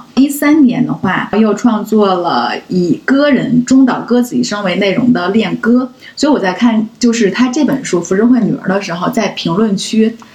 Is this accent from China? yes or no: yes; China; 我们中国人